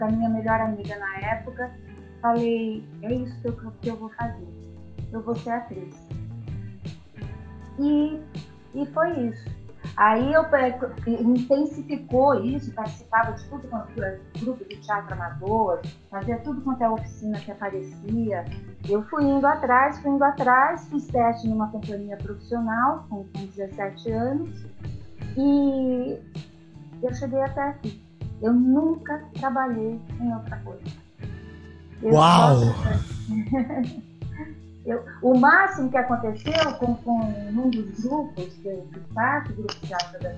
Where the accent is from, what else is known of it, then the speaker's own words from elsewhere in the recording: São Bernardo do Campo, São Paulo, Brazil; also born or lived in Santo André; nasci em Santo André e eu morava em São Bernardo.